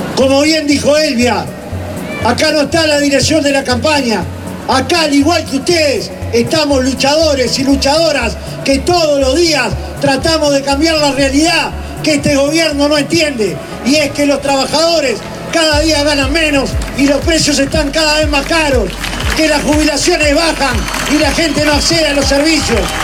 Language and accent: Spanish; Uruguay; Somos todos uruguayos